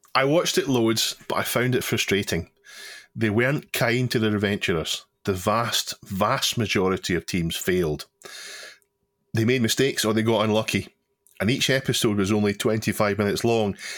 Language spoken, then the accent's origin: English; United Kingdom; the T V that we grew up with in Britain